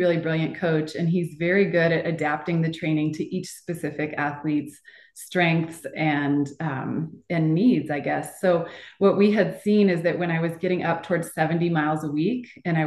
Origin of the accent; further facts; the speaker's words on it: Boulder, Colorado, United States; I'm from Boulder, Colorado